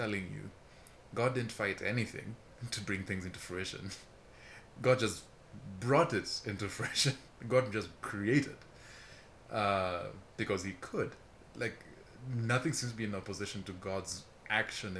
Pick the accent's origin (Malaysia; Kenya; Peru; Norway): Kenya; I'm from Kenya.